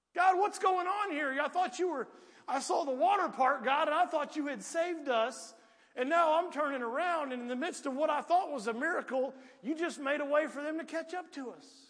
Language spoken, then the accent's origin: English; Piedmont, United States; I was raised in Piedmont